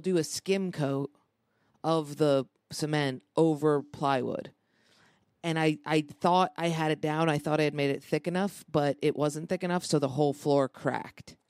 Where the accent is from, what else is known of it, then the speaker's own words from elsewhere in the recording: Lansing, New York, United States; also born or lived in Ithaca; I grew up outside of Ithaca, Lansing